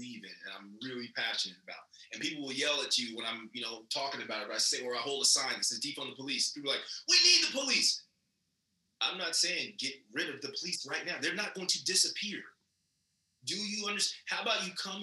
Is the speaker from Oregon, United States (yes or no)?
no; Bay Area, California, United States; I'm from the Bay Area